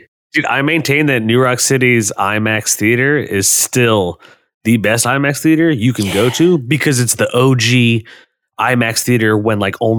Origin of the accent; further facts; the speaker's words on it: New Rochelle, New York, United States; I'm from New Rochelle.